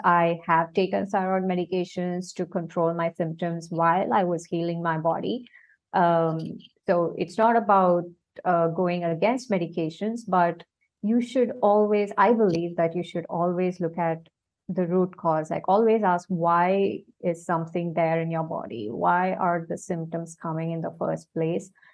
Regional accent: India; now in Singapore; I am basically from India and I am currently based in Singapore.

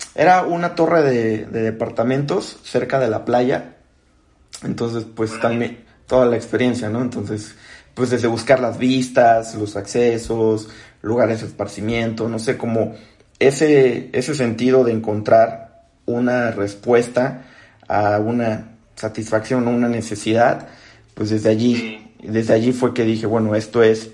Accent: Acapulco, Guerrero, Mexico; moved away as an adult; now in Mexico City, Mexico; soy de Acapulco

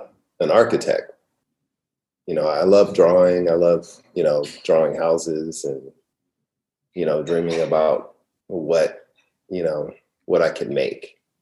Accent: California, United States; also born or lived in Vallejo / San Fernando Valley; I was born in Vallejo, California, and grew up in, and then, well, you want to get the quick story? So I was born in Vallejo, spent a little bit of time in the Bay Area, Richmond, Oakland area, then moved down to the San Fernando Valley

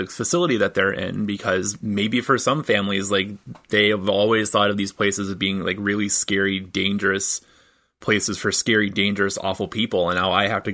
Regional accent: Michigan, United States; moved away; I'm originally from Michigan

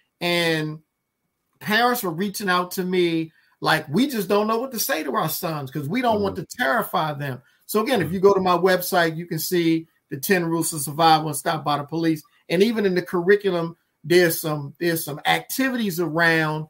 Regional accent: Baltimore, Maryland, United States; moved away as an adult; now in Washington, D.C., United States; I live in D.C., born and raised in Baltimore

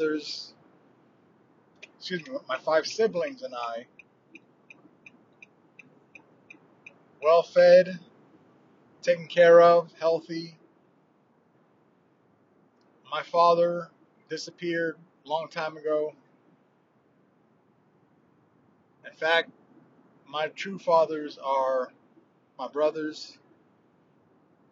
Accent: New York City, New York, United States; moved away as an adult; also born or lived in Brooklyn, New York City; now in South Carolina, United States; grew up in Harlem

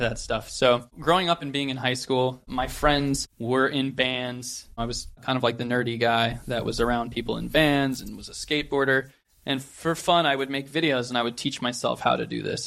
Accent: just outside of San Francisco, California, United States; I grew up just outside of San Francisco, California, near Silicon Valley.

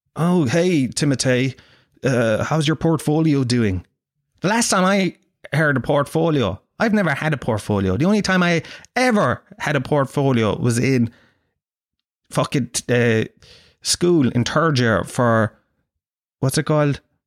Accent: Ireland; I'm from, uh, Ireland

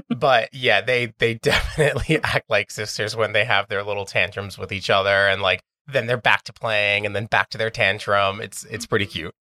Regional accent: New York City, New York, United States; I grew up here in Astoria my entire life.

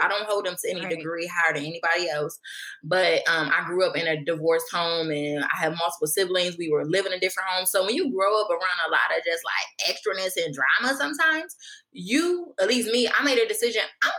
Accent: Maryland, United States; also born or lived in Hampton, Virginia / New Jersey; The interesting thing is where I say Hampton, Virginia, just to be clear, because I was born in Hampton, but shortly after we moved to a couple places, Maryland, New Jersey, back to Maryland. I've been to 12 schools.

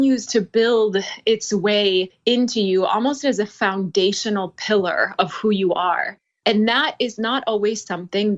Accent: North Dakota, United States; I'm from North Dakota

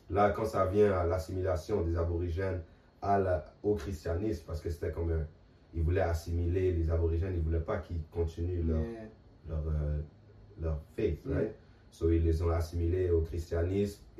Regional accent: Montreal, Quebec, Canada; moved away; also born or lived in Manitoba; moi je viens de Montréal

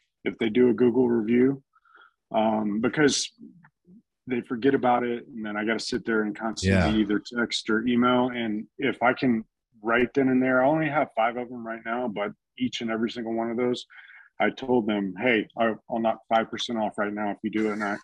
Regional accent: Texas, United States; now in Colorado Springs, United States; I'm from Texas

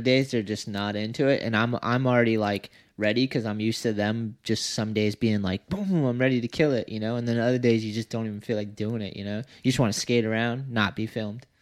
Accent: United States

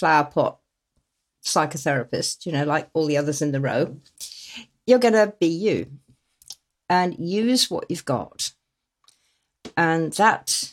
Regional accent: Exmoor and Dartmoor, South West England, United Kingdom; little tiny villages that I grew up in on Exmoor and Dartmoor

